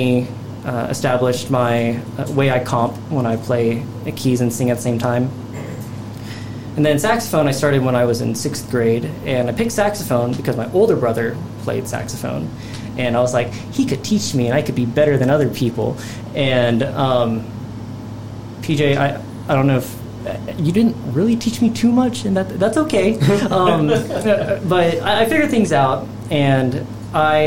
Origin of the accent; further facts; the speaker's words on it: Oklahoma, United States; now in Houston, United States; I'm from Oklahoma